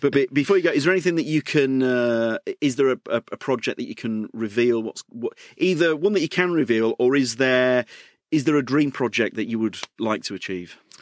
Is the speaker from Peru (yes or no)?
no; York, Yorkshire and the Humber, United Kingdom; accent: York; my York accent